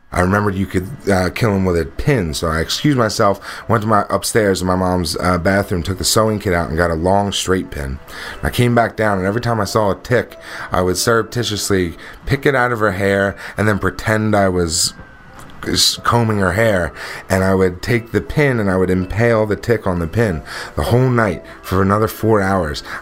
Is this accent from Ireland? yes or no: no; New Jersey, United States; I was 16 years old. Uh, I grew up in South Jersey. Uh, if you're not familiar with South Jersey, it's all farms down there.